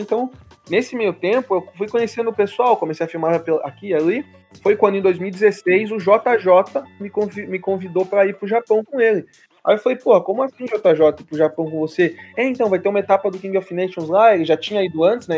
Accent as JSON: {"language": "Portuguese", "town": "Curitiba", "region": "Paraná", "country": "Brazil", "said": "eu que sou do Paraná, né? De Curitiba"}